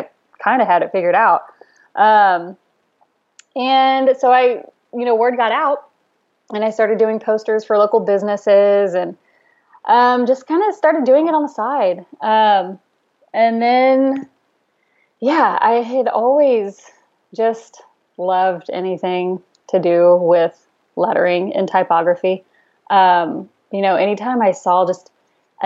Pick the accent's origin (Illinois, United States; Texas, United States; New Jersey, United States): Texas, United States; Fort Worth; now in Austin, United States; I'm originally from Fort Worth, which is about 3 hours north of Austin